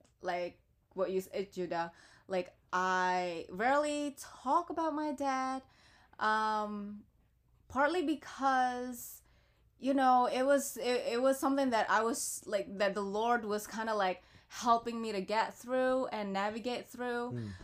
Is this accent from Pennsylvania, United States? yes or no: yes; Philadelphia, Pennsylvania, United States; And just growing up in Philadelphia, and I've always been in Philadelphia, like I never really moved anywhere else, so I can't say born and raised in Philadelphia, but definitely a South Philly girl.